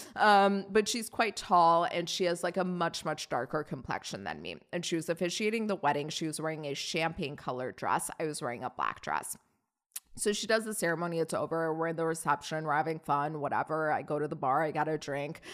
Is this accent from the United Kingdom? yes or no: no; Iran; moved away; it's my home country